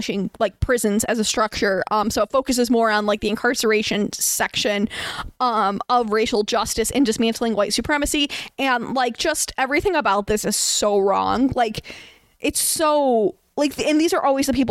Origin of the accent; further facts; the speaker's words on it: United States; we're American